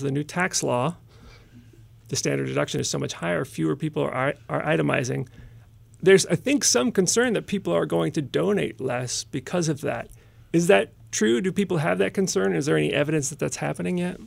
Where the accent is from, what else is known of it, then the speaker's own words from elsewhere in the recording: Tampa, Florida, United States; I'm from Tampa